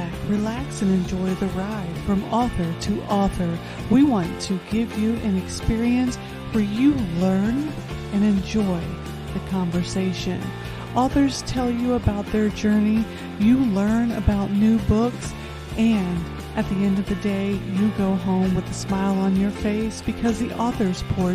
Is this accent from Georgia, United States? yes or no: no; Indianapolis, Indiana, United States; also born or lived in Festus, Missouri; I am originally from the Midwest, born and raised in Indianapolis, Indiana, and Festus, Missouri